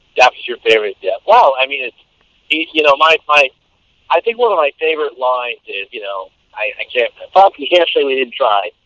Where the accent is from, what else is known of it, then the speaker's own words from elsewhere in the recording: East Coast, United States; moved away; also born or lived in Pittsburgh, Pennsylvania; I'm from the East Coast myself.